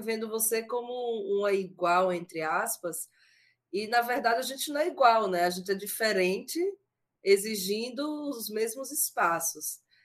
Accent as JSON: {"language": "Portuguese", "region": "Sergipe", "country": "Brazil", "said": "eu sou sergipana"}